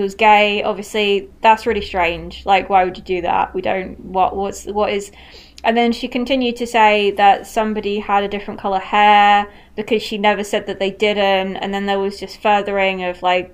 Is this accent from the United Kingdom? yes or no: yes; United Kingdom; we're British